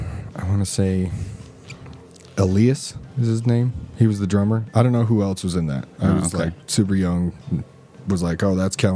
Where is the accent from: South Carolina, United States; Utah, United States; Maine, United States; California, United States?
Utah, United States; Sandy; Because we're from Sandy, so apparently we're the rich kids, you know.